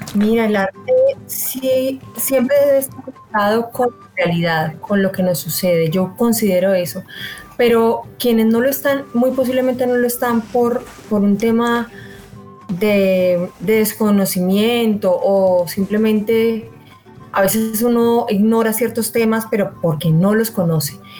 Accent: Armenia, Quindío, Colombia; moved away; also born or lived in Bogotá; soy de Armenia, pero viví mucho tiempo en Bogotá y volver a la tierra me ha conectado de nuevo con mi entorno, con mis raíces

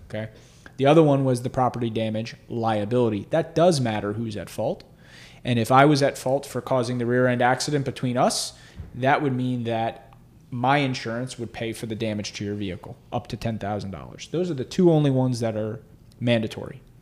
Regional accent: South Florida, United States; also born or lived in Hollywood, Florida / Boca Raton, Florida / Weston, Florida; So I grew up in, uh, South Florida

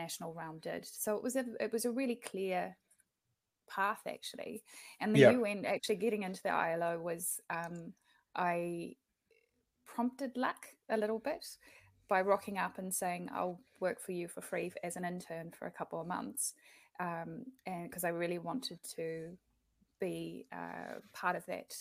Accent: Invercargill, Southland, New Zealand; I think that Invercargill was an incredible place to grow up

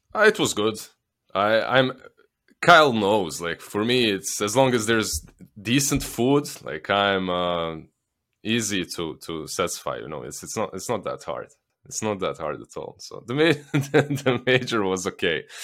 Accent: Bosnia & Herzegovina; accent: Slavic; moved away as an adult; I'm from Bosnia. I lived there, like, until I was, uh, un, until I pretty much started doing this

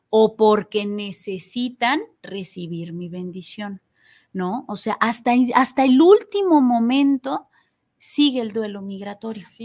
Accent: Mexico; qué me hace especial a mí, qué voy cargando, porque obviamente dejo aquí en mi país una parte de mi corazón, de mi ser

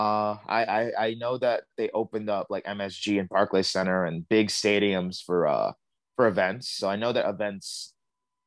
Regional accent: New York City, New York, United States; I grew up in Bed-Stuy my whole life

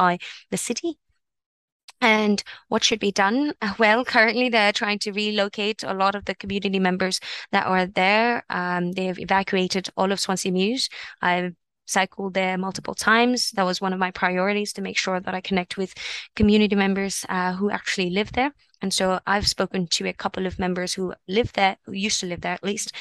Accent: Toronto, Ontario, Canada; I grew up here in Parkdale, heart of Parkdale

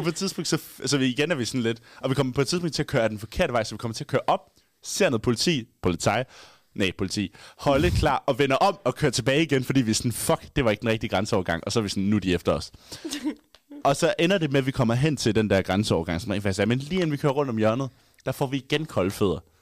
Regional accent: Haderslev, Southern Denmark, Denmark; now in Aarhus, Denmark; jeg var hjemme i Haderslev

